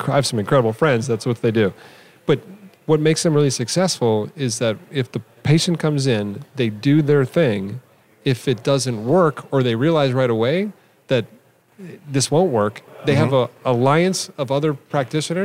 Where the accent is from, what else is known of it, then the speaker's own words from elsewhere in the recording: Rockville, Maryland, United States; also born or lived in Davenport, Iowa; I moved to where I grew up outside of Washington, D.C., Rockville, okay. Maryland.